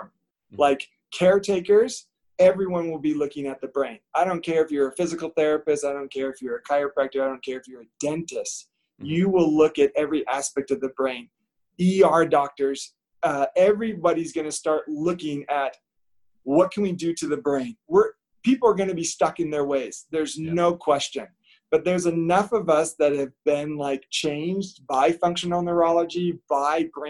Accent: just outside of San Francisco, California, United States; I grew up just outside of San Francisco

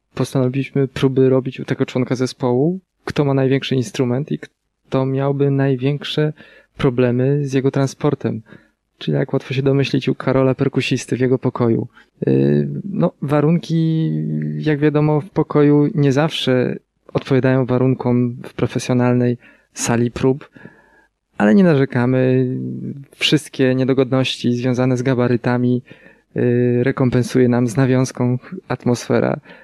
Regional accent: near Wejherowo, Pomeranian Voivodeship, Poland; Zawsze jak ktoś pyta nas o nazwę miejscowości, z której mm, jesteśmy, to podajemy Wejherowo. Choć nie do końca y, jesteśmy z Wejherowa, ponieważ jest to miejscowość będąca przedmieściami Wejherowa

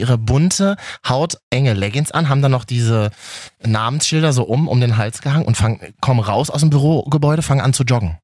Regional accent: Berlin, Germany; als Berliner

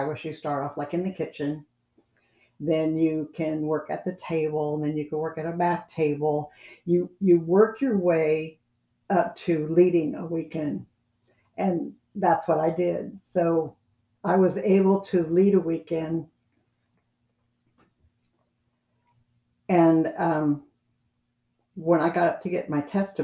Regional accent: California, United States; I was from California

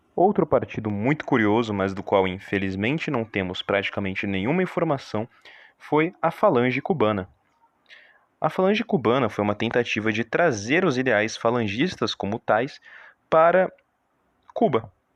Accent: Brazil; nós brasileiros

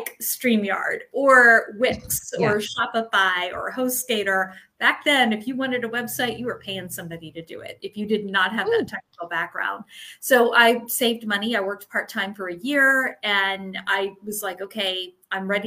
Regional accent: Florida, United States; also born or lived in Maryland; I was born in Maryland, but I was actually raised in Florida. So I do consider myself a Floridian

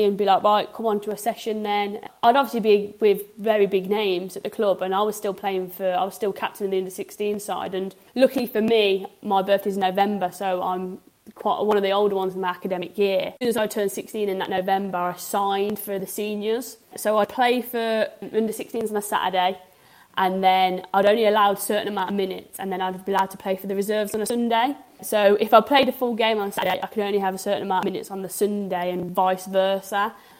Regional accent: Coventry, West Midlands, United Kingdom; I've been born and raised in Coventry

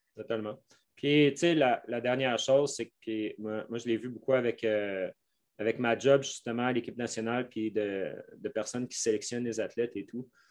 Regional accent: Quebec, Canada; accent: Québécois; mon accent québécois

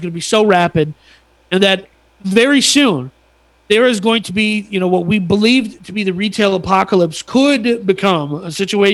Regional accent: United States; I'm an American

